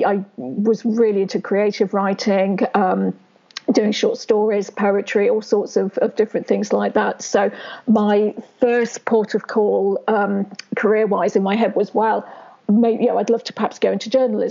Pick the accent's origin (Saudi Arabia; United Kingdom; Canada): United Kingdom; Worcester, West Midlands; I was born in Worcester, where I still lived. Never lived anywhere else